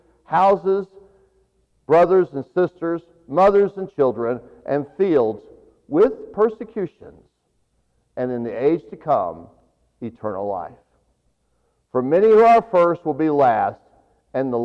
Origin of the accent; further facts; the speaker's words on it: Tulia, Texas, United States; now in Clovis, United States; I was raised in Tulia, Texas